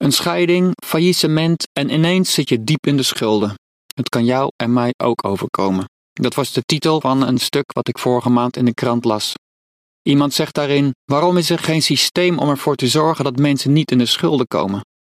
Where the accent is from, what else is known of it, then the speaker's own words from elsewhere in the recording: Netherlands; Wij als Nederlanders